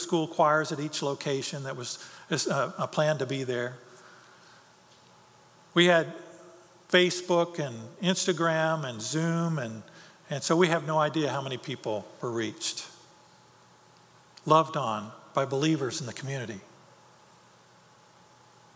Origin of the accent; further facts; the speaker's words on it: United States; my life as an American